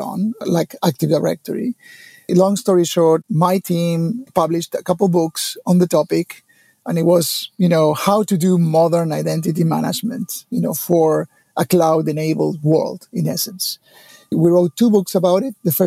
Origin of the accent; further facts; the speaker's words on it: Argentina; I was born in Argentina many, many years ago